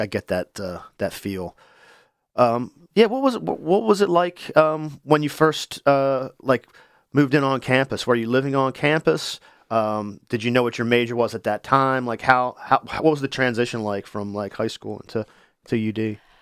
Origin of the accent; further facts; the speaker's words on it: Wilmington, Delaware, United States; I grew up in Wilmington.